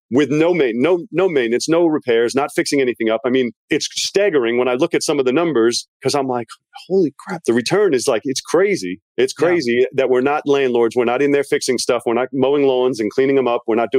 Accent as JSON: {"language": "English", "town": "Long Island", "region": "New York", "country": "United States", "also_born_or_lived": "Virginia", "moved": "yes", "said": "I'm from Long Island, New York, but I moved to Virginia, which is why my accent's a little bit confused."}